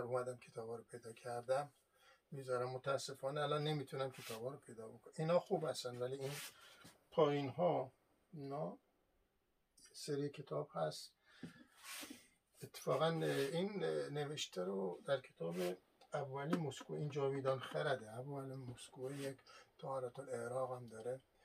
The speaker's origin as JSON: {"language": "Persian", "country": "Iran", "moved": "yes", "said": "من اصالتا ایرانی هستم"}